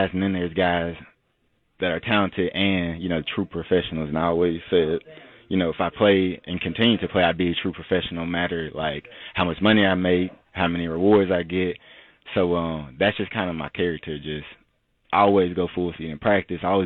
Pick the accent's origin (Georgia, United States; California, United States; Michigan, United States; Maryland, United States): Georgia, United States; Atlanta; I'm from Atlanta, Georgia